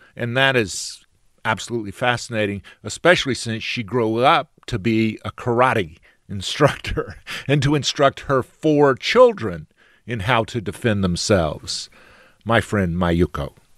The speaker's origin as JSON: {"language": "English", "region": "South Georgia", "country": "United States", "tie": "born or raised there", "said": "where I grew up in South Georgia"}